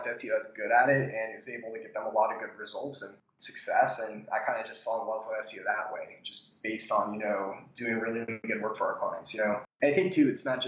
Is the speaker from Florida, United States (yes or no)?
yes; Tallahassee, Florida, United States; I'm from Tallahassee, Florida, which is the capital, but it's a really small city